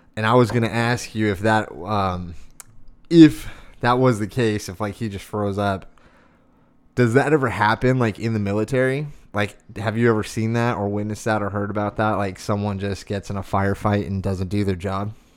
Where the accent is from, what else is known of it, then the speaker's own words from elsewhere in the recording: Arizona, United States; growing up in Arizona, like, I remember going out and shooting guns when I was a teenager.